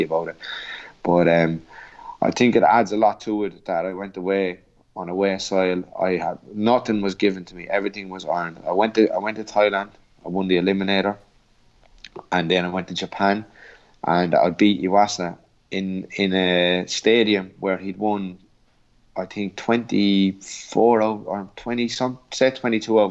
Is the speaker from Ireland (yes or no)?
yes; Portlaoise, Leinster, Ireland; the …